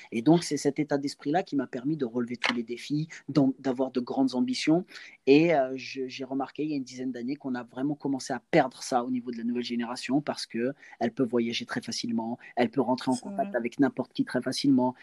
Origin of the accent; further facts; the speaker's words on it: Angers, Pays de la Loire, France; chez moi à Angers